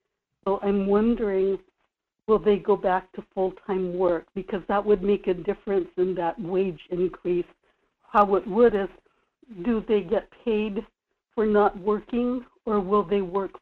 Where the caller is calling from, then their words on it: Kodiak, Alaska, United States; in Kodiak.